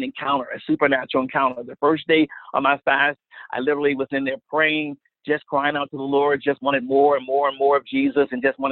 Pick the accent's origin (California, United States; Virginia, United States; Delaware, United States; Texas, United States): Delaware, United States; Wilmington; I'm from Wilmington, Delaware, right outside of the Philadelphia region